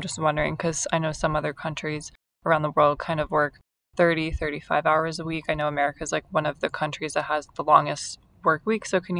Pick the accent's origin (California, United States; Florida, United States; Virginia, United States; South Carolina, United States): Florida, United States; South; cause I grew up in South Florida too.